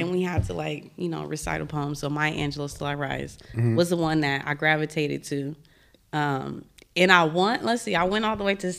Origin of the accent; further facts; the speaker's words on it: Marin City, California, United States; also born or lived in San Francisco; Born in the city, but okay. raised in Marin City.